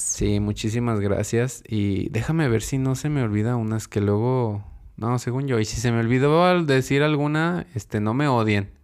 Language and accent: Spanish; Mexico; como buen mexicano